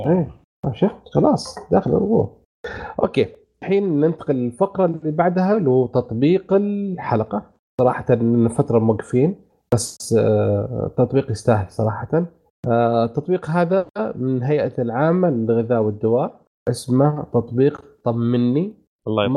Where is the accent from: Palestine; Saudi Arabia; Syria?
Saudi Arabia; عندنا في السعوديه